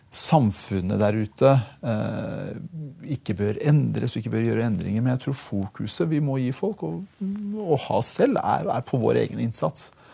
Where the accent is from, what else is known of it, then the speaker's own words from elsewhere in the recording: Porsgrunn, Telemark, Norway; Norwegian is a second language; now in Oslo, Norway; Jeg har vokst opp i Porsgrunn